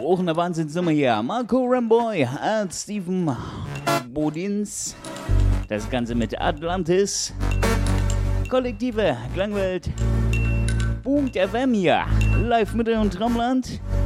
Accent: Leipzig, Saxony, Germany; meiner Heimatstadt Leipzig

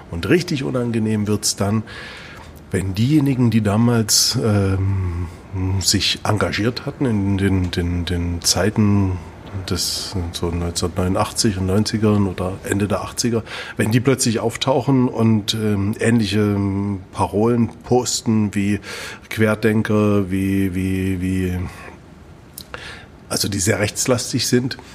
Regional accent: Thuringia, Germany; Nee, ich komme aus Thüringen, das macht es aber nicht besser.

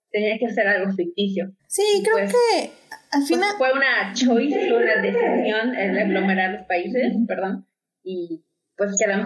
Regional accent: Mexico; yo por lo menos como eh, mexicana

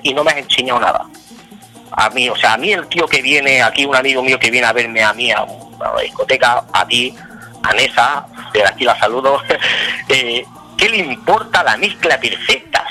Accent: Torroella de Montgrí, Catalonia, Spain; trabajaba en Radio Mongrí, en mi pueblo, todavía de Mongrí

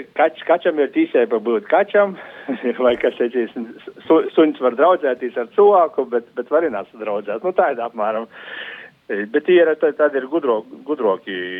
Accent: Latgale, Latvia; Mana baba bija no Rēzaknes aprinka, es no Latgalīte

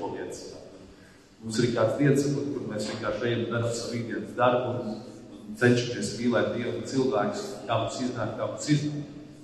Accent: Latvia; mēs vispirms esam ticīgi, un tad mēs esam latvieši

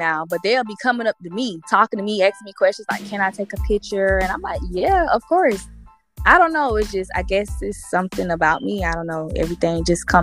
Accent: Columbia, South Carolina, United States; I'm from Columbia, South Carolina

